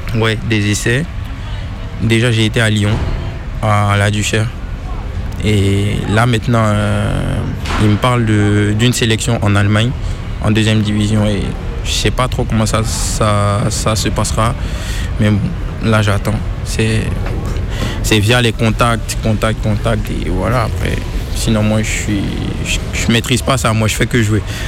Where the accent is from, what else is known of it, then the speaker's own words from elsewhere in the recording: Côte d’Ivoire; moved away as an adult; also born or lived in Mali; now in France; J'étais à l'école d'abord, en Côte d'Ivoire